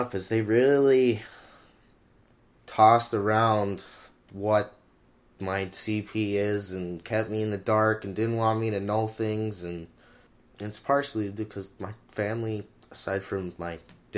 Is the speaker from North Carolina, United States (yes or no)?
no; Houghton, Michigan, United States; I was born in 1994 in Michigan, and I grew up in Houghton